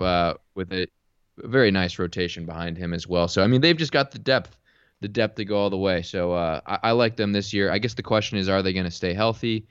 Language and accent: English; Orange County, California, United States; Born and raised in Orange County, California